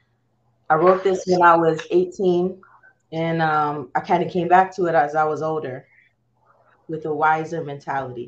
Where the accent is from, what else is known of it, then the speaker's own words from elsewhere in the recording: Chino, California, United States; also born or lived in Compton, California; my hometown is Chino. I mostly grew up there